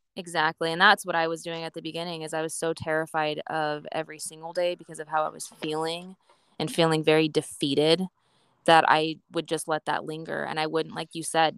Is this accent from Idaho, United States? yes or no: yes; Boise, Idaho, United States; I'm from I'm from Idaho, Boise, Idaho